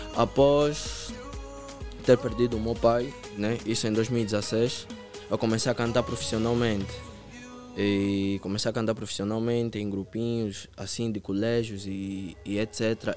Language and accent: Portuguese; Palanca and Camama, Luanda Province, Angola; Eu venho do Palanca, frente a Shoprite, e também do Camama.